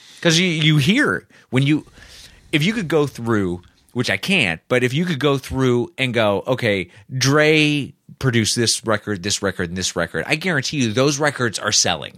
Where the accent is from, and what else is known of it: Indianapolis, Indiana, United States; born or raised there